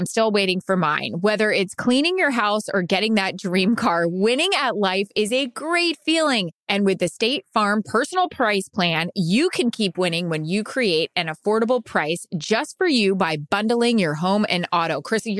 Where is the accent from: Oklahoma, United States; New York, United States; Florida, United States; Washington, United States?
Florida, United States; Orlando; We're from Orlando.